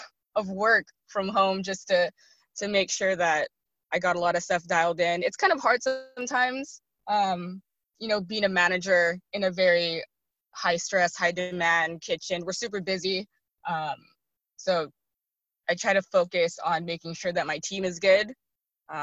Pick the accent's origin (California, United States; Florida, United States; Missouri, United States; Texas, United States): California, United States; Santa Clara; also born or lived in Paoay, Ilocos Norte, Philippines; I did, however, come to America when I was 2.5 years old, and basically grew up in Santa Clara, California